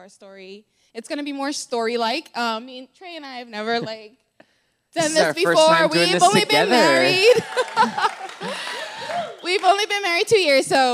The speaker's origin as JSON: {"language": "English", "country": "Bahamas", "moved": "yes", "said": "I am actually from the Bahamas"}